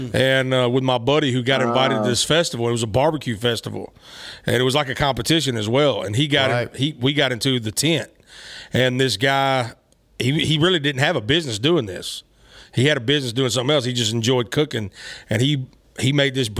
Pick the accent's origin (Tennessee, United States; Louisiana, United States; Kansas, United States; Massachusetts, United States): Tennessee, United States; Memphis; now in Nashville, United States; I'm not originally from Nashville. I'm originally from Memphis. So, Memphis, Tennessee